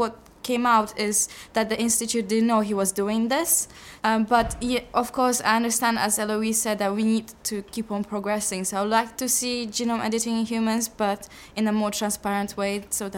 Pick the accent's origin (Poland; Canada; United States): Poland; now in London, United Kingdom; I'm from Poland and I study human genetics at UCL. I'm in my master year.